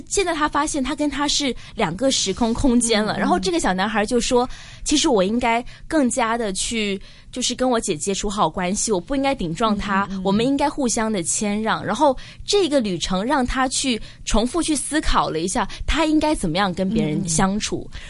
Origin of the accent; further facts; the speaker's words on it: Hong Kong; 但是我们香港人可能是反过来